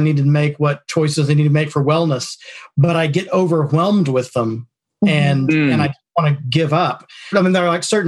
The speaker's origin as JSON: {"language": "English", "town": "Paoli", "region": "Pennsylvania", "country": "United States", "said": "I'm from Paoli, Pennsylvania, outside of Philadelphia"}